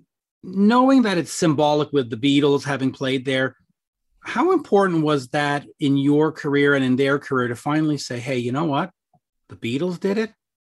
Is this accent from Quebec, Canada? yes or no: yes; Montreal, Quebec, Canada; I was born and raised in Montreal and I'm still here.